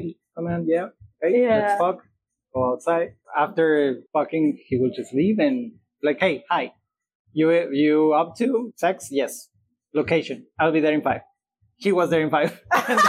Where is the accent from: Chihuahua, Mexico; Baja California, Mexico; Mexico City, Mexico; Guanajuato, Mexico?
Guanajuato, Mexico; near; English is a second language; moved away as an adult; also born or lived in Playa del Carmen, Mexico / Rio de Janeiro, Brazil; Guanajuato, which is close to my home